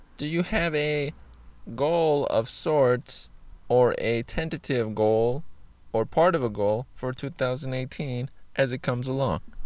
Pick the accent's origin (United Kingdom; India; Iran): Iran; I am I, Iranian, which is Persian or from Iran